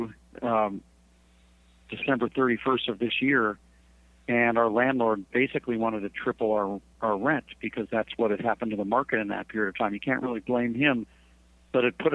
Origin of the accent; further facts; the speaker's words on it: St. Louis, Missouri, United States; moved away; that's just not how I was brought up in St. Louis. You know, we didn't necessarily have the world's greatest food when I was growing up